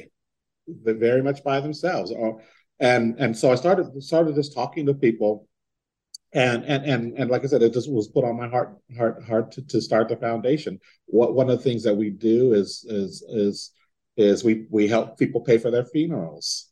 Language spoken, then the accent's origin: English; San Diego, California, United States; moved away; I'm from San Diego